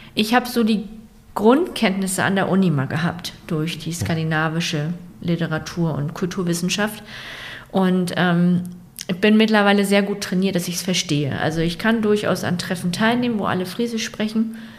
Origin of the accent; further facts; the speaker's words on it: Rendsburg, Schleswig-Holstein, Germany; ich bin in Rendsburg aufgewachsen